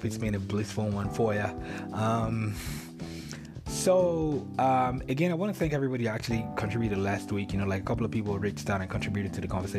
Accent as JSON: {"language": "English", "country": "Nigeria", "moved": "yes", "said": "I'm Nigerian"}